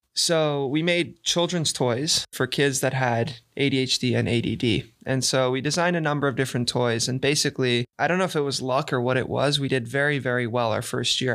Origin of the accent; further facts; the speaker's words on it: San Diego, California, United States; moved away; growing up, I played tennis, I mean, I played tennis here, and right in front of my house in San Diego, we had a whole tennis club